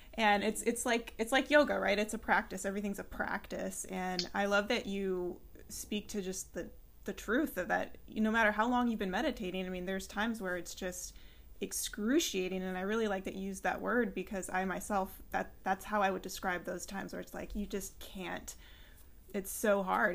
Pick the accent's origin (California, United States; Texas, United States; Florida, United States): California, United States; San Luis Obispo; now in Centreville, United States; I'm actually from California, so I'm familiar with Topanga, and um, I was raised in San Luis Obispo.